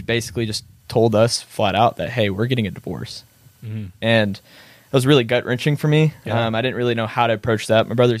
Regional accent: Missouri City, Texas, United States; I grew up in Missouri City, which is a suburb right outside of Houston, Texas, Southwest. And so that's a place that I've lived my entire life.

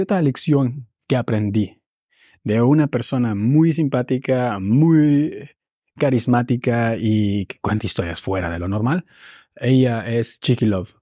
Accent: Mexico; now in Berlin, Germany; En México le llamamos eso un poco malinchismo

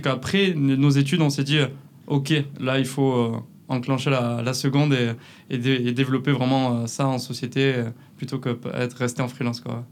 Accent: Canet-en-Roussillon, Occitania, France; accent: southern French; moved away as an adult; also born or lived in La Rochelle; ça s'entend peut-être un peu à ma voix. Je viens du sud de la France, de, de Canet-Plage, à côté de Perpignan.

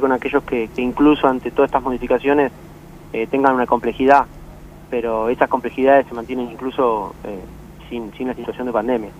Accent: San Fernando, Buenos Aires Province, Argentina; yo soy de San Fernando, nací en San Fernando y, pienso vivir en San Fernando

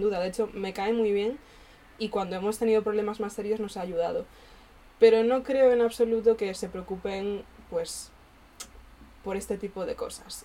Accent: Galicia, Spain; moved away as an adult; now in Madrid, Spain; cuando vuelvo a Galicia

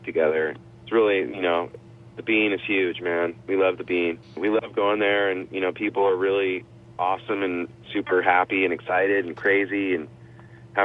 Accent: San Rafael, California, United States; my hometown, oddly enough, up in Northern California, San Rafael, California, which is just north of San Francisco

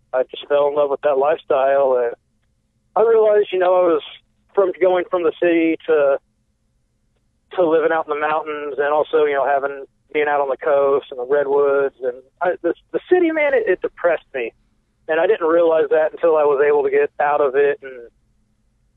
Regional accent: Indianapolis, Indiana, United States; moved away; also born or lived in Brown County, Indiana / Willits, California; growing up as a kid, growing up in Indianapolis

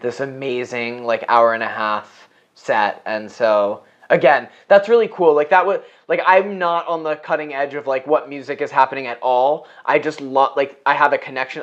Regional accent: New York City, New York, United States; I grew up on the Upper West Side

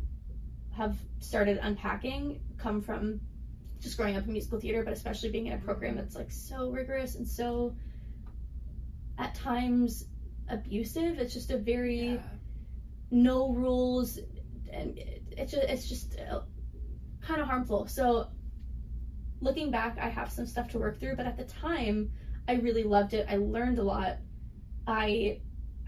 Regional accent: Texas, United States; moved away; also born or lived in New York City / Los Angeles; I'm from Texas and not from the East Coast

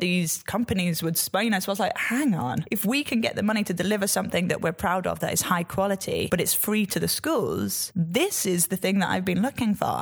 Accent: Yorkshire and the Humber, United Kingdom; I'm a Yorkshire girl.

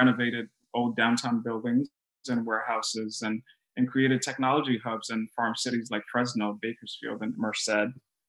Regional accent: Haiti; also born or lived in Brooklyn, United States; Oh my gosh, that's a question I always pause to answer because I'm like, should I say Haiti or Brooklyn?

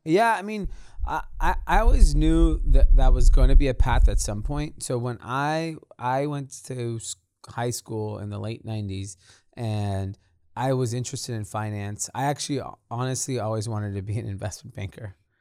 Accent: Los Angeles, California, United States; I grew up in a suburb of L A called Granada Hills

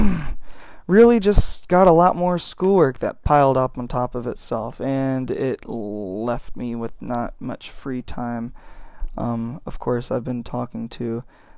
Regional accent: Jacksonville, Florida, United States; also born or lived in Illinois; my parents moved straight back to Jacksonville and raised me there.

